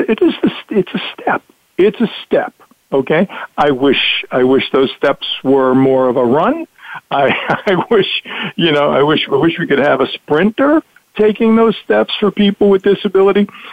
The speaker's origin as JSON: {"language": "English", "town": "New York City", "region": "New York", "country": "United States", "said": "I'm from Brooklyn"}